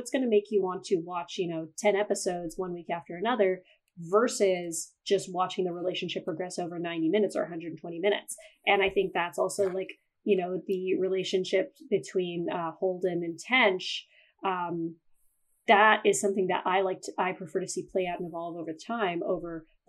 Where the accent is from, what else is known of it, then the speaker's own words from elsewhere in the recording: Canada; I'm a Canadian, so it's supposed to be Zed